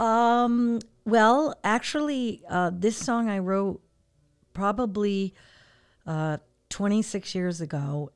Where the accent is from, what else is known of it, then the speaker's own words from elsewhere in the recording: Portland, Connecticut, United States; also born or lived in California; now in Hartford, United States; I'm actually originally from Portland.